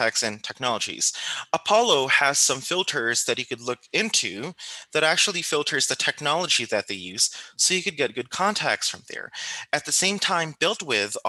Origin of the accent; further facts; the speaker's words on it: Philippines; coming from the Philippines, which is, you know, I come from the Philippines